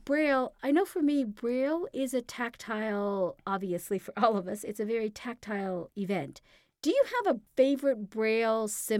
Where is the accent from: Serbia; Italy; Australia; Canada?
Canada; we are Canadian, yes.